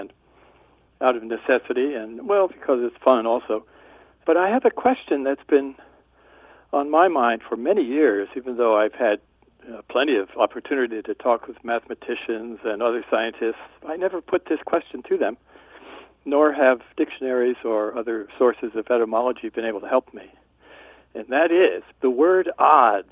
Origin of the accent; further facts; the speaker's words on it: New Jersey, United States; now in Tucson, United States; from early childhood on, I grew up on the East Coast, New Jersey